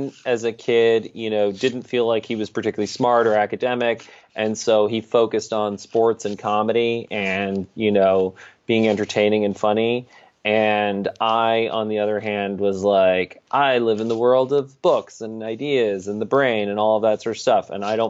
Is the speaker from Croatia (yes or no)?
no; Saudi Arabia; born there; also born or lived in Brazil / Greece / England; I was born in Saudi Arabia, lived in Brazil, lived in Greece, lived in England, you know, just all over the place.